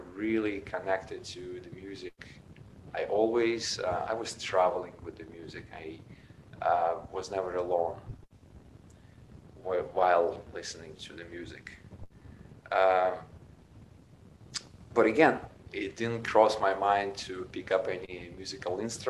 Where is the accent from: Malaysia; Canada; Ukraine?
Ukraine; I was born in Ukraine. Back then it was Soviet Union, 1976